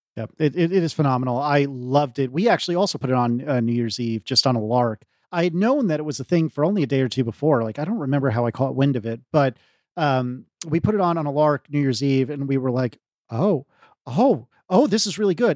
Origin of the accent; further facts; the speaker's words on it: United States; I'm an American, but I am nowhere near that accent.